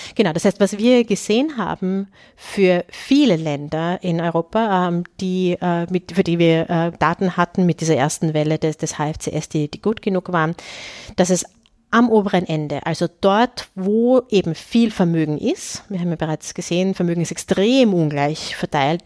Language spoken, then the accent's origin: German; Austria; als Österreicherin